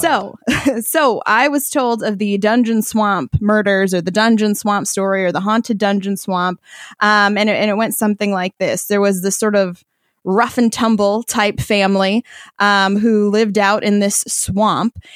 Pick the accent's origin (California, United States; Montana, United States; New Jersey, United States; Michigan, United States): Michigan, United States; White Cloud; I am from the small town of White Cloud, Michigan